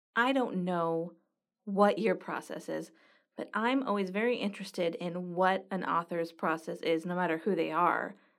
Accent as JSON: {"language": "English", "town": "Los Angeles", "region": "California", "country": "United States", "tie": "born or raised there", "also_born_or_lived": "Greece", "moved": "as an adult", "lives_now": "Greensburg, United States", "said": "I'm from Los Angeles"}